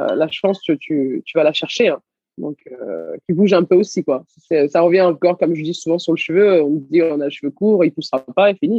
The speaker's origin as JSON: {"language": "French", "town": "Garges-lès-Gonesse", "region": "Île-de-France", "country": "France", "tie": "born or raised there", "also_born_or_lived": "Senegal / Levallois-Perret", "said": "j'ai grandi à Gargé-Gonesse."}